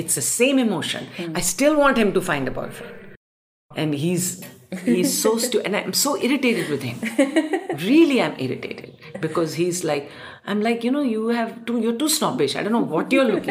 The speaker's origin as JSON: {"language": "English", "country": "India", "tie": "born or raised there", "said": "I also have been born and brought up in India"}